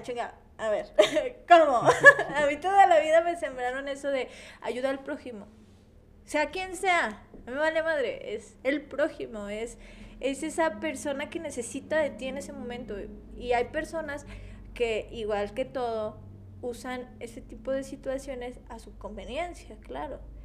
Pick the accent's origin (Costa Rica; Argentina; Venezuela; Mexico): Mexico; somos mexicanos